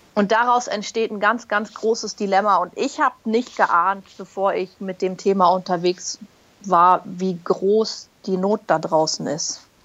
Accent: Berlin, Germany; moved away as an adult; also born or lived in Hamburg; now in Munich, Germany; gebürtige Berlinerin, mittlerweile in München zu Hause

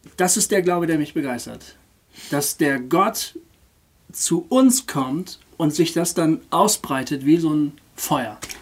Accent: Germany; als Deutsche

